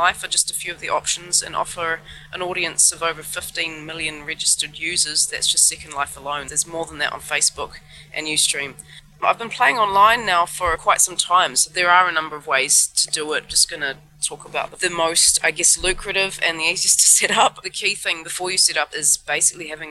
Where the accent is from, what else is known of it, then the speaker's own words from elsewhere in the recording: New Zealand; now in Hamburg, Germany; I'm a musician from New Zealand originally, living in Hamburg